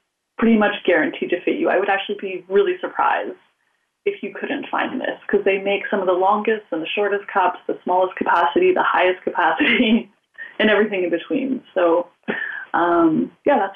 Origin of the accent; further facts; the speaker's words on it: Canada; I'm Canadian